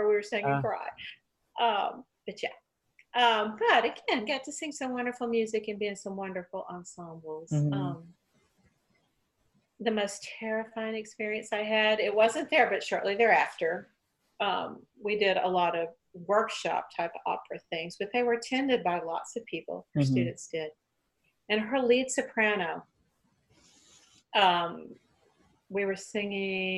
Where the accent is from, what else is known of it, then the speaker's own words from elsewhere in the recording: Arkansas, United States; first language English; moved away as an adult; also born or lived in Atlanta / Nashville; I was from Arkansas